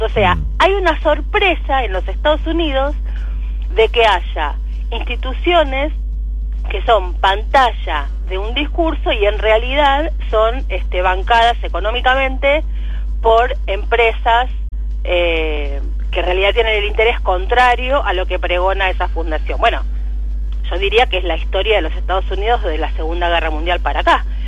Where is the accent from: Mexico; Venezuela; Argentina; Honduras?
Argentina